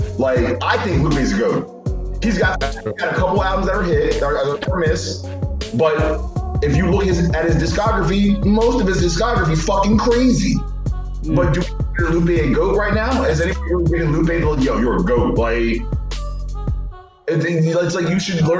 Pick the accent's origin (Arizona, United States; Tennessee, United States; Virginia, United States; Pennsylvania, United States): Pennsylvania, United States; Philadelphia; We're from the Philadelphia area